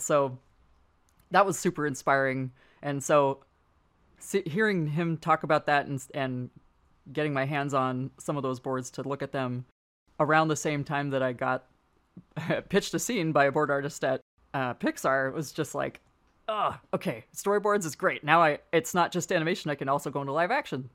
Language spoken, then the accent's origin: English; San Francisco, California, United States; I grew up in San Francisco